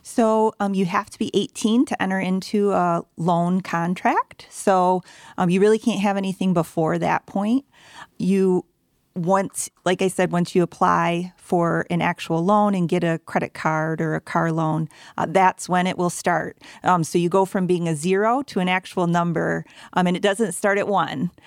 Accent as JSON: {"language": "English", "town": "Grand Rapids", "region": "Michigan", "country": "United States", "tie": "born or raised there", "said": "I'm born and raised in Grand Rapids"}